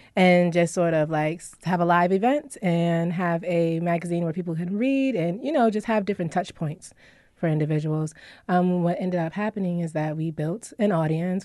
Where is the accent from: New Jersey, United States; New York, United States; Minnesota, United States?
New York, United States; Syracuse; also born or lived in California / Washington, D.C.; I was born in California. I was raised in Syracuse. I moved out to D C for many years.